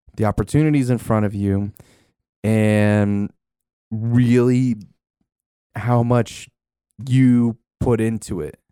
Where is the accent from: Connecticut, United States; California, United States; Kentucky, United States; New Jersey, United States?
New Jersey, United States; Denville; I grew up in Denville